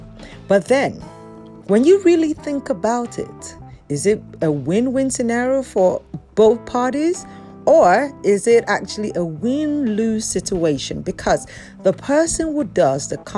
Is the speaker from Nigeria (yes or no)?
yes; Yorubaland, Nigeria; I'm a Nigerian, particularly from the Yoruba culture